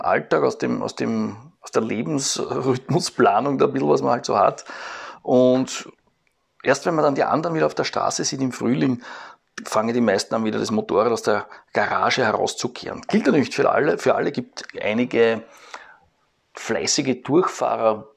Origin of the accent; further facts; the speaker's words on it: Eastern Austria, Austria; bei uns in Ostösterreich